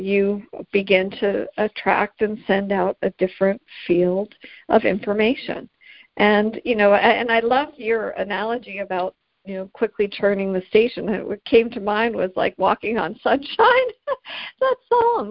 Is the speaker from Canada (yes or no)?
yes; Canada; I'm Canadian